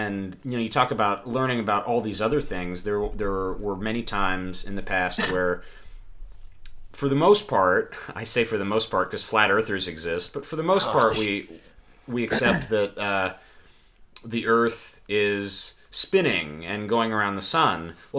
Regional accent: Texas, United States; I went to lived in Texas and went to a religious school growing up.

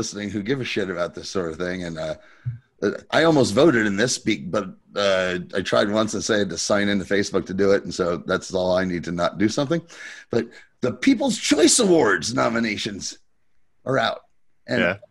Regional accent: United States; I'm American

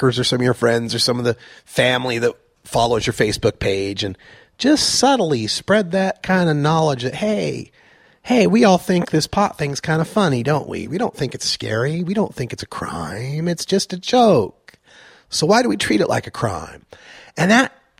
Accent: Idaho, United States; now in Portland, United States; I grew up in Red State, Idaho, in the most conservative county in Red State, Idaho

